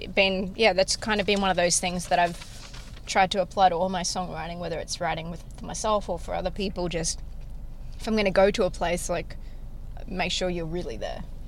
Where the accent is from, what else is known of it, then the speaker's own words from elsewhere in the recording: Australia; accent: Australian; now in Nashville, United States; I'm Australian